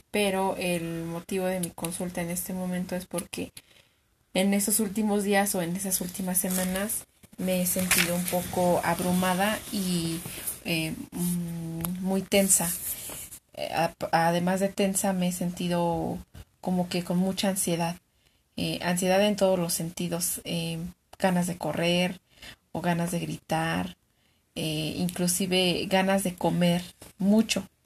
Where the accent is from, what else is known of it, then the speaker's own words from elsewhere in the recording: Mexico; nací en México. Soy mexicana